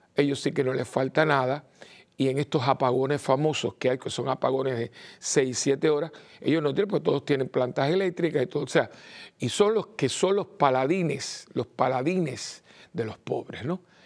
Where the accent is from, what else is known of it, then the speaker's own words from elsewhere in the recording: Cuba; now in Puerto Rico; yo nací en Cuba y, estoy al tanto también, aunque estoy en Puerto Rico